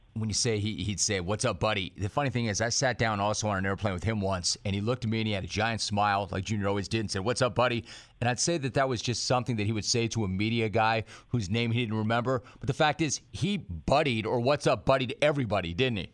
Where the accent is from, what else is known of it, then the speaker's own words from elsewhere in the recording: Southern California, United States; I'm a SoCal native